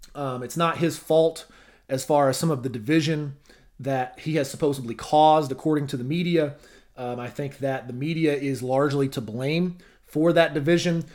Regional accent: Arkansas, United States; my home state of Arkansas

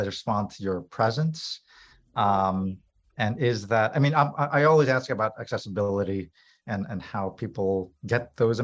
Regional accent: New York, United States; also born or lived in Philippines (family); now in Illinois, United States; I was born in New York, but my family's from the Philippines

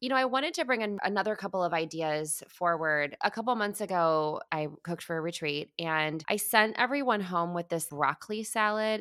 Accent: Midwest, United States; I grew up eating in the Midwest

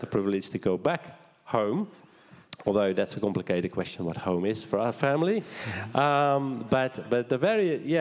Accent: Netherlands; moved away as an adult; also born or lived in Arnhem Land, Australia; I come from the Netherlands, as you might hear in my accent

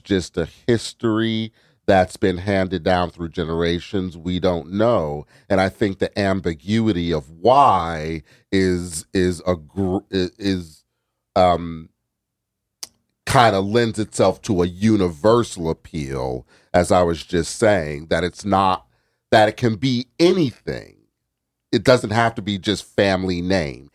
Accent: New Haven, Connecticut, United States; I grew up in New Haven. I went to Wilbur Cross

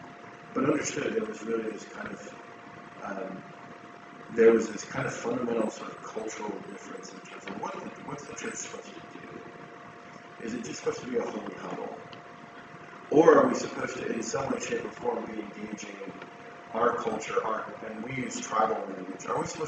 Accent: Fremont, United States; also born or lived in Sioux Falls, South Dakota; to do something I swore I would never do, come back to my hometown. If you counted my family, we had five families. We had $35,000. And that was in July of 2010. We moved back to Fremont.

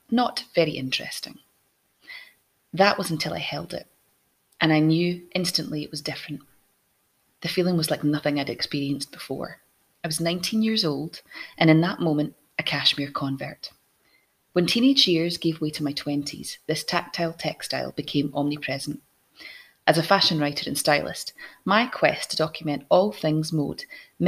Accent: Scotland, United Kingdom; I'm Scottish

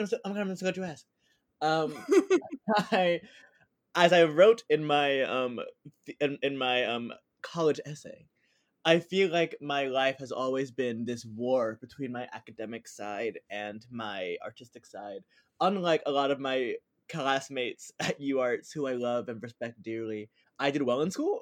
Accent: New Jersey, United States; moved away as an adult; also born or lived in Philadelphia, Pennsylvania / New York; I born and raised in New Jersey with a little bit of a southern twist in there.

